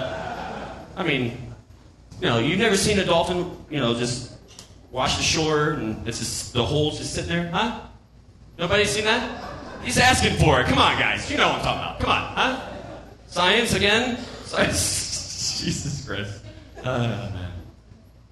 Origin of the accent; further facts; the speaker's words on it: Florida, United States; I'm from Florida